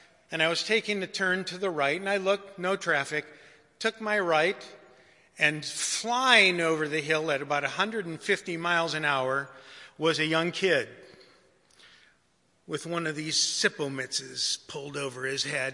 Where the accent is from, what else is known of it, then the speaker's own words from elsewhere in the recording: Detroit, Michigan, United States; I was raised in Detroit